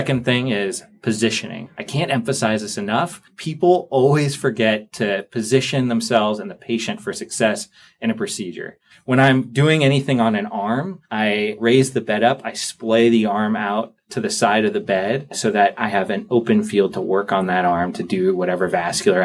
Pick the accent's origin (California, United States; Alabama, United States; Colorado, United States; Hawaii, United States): California, United States; moved away as an adult; now in Boston, United States; I'm from California. I did basically everything in California before I came out here for a residency at Brigham.